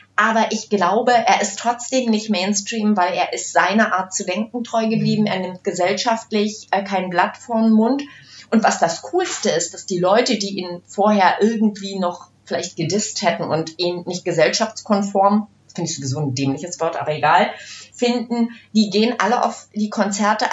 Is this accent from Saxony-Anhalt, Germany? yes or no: no; Brandenburg, Germany; ich komme ja aus dem Osten, ich bin ja auch so ein Mädchen, zwar nicht aus Ostberlin, aber aus Brandenburg